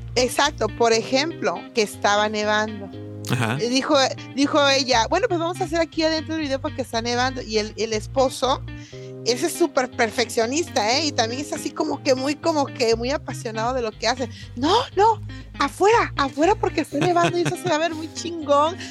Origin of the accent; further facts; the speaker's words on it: Coatzacoalcos, Veracruz, Mexico; moved away; soy de Coatzacoalcos, Veracruz